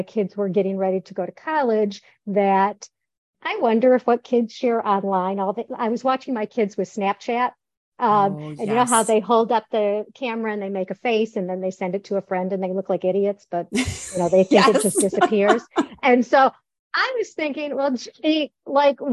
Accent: Detroit, Michigan, United States; moved away as an adult; also born or lived in Chicago; now in Florida, United States; I taught in Metro Detroit, where I grew up in Metro Detroit, and I actually stayed there to raise my kids.

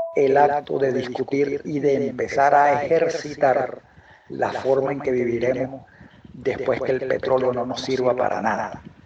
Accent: Venezuela; en Venezuela adoramos

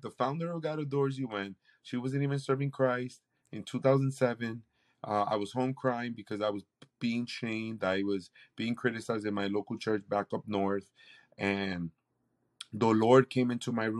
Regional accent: Puerto Rico; now in Tampa, United States; I was literally born and raised in the Pentecostal church in Puerto Rico.

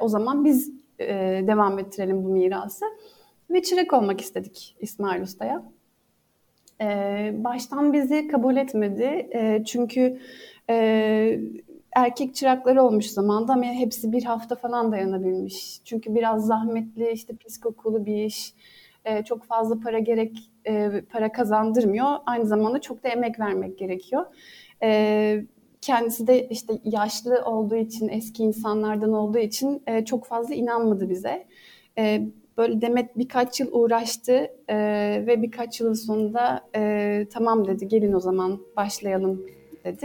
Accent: Bergama, İzmir, Turkey; ben Bergama doğumluyum ve hayatımın büyük e, çoğunluğunu Bergama'da geçirdim.

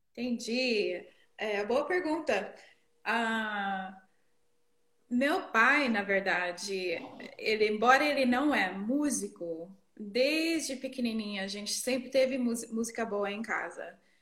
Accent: near Boston, Northeastern United States, United States; first language English; Portuguese is a second language; moved away as an adult; also born or lived in Texas; now in Brazil; Eu sou do Nordeste dos Estados Unidos, perto de Boston, para cima de Nova York.

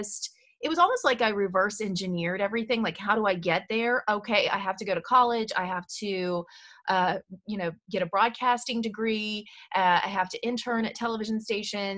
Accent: Southern Indiana, United States; moved away as an adult; now in Nashville, United States; I grew up in Southern Indiana

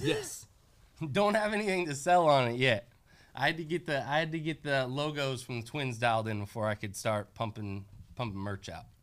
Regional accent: Bay Area, California, United States; also born or lived in Roseville, California; now in Portland, United States; I grew up in the Bay Area until I was about 15 years old.

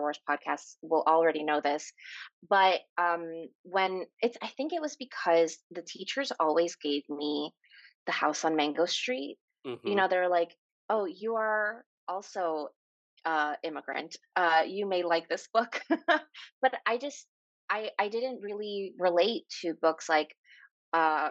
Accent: New York City, New York, United States; born or raised there; English is a second language; also born or lived in Guayaquil, Ecuador

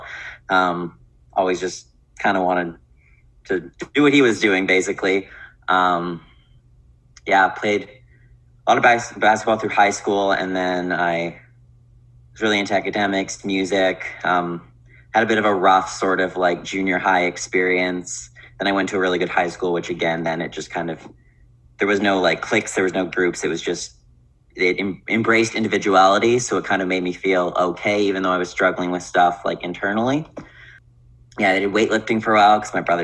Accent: Winnipeg, Manitoba, Canada; also born or lived in Victoria; I grew up in Winnipeg, born and raised

